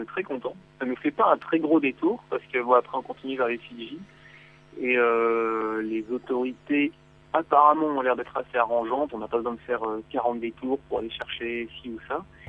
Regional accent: France; chez nous en France

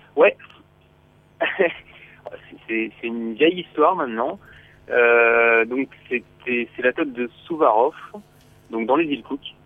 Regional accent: France; chez nous en France

